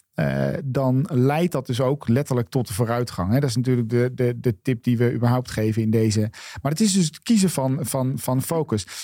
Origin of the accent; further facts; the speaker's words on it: Netherlands; wij daar dus als Nederlanders ook een woord voor hebben